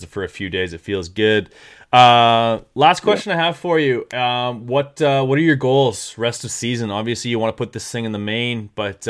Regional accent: Winnipeg, Manitoba, Canada; I'm from the middle of Canada, which is 8 hours north of Millville

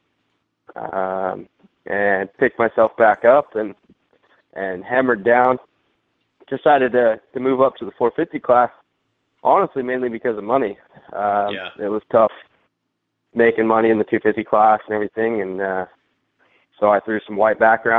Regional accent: United States; accent: American; I've got an American accent

